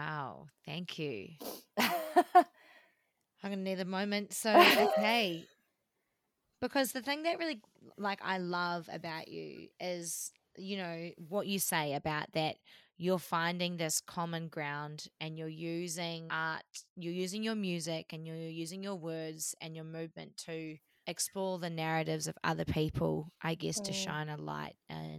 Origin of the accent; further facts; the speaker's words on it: New Zealand; we grew up in New Zealand, which is tall poppy culture